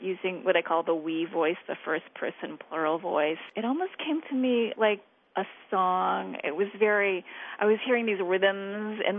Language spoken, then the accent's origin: English; United States; as an American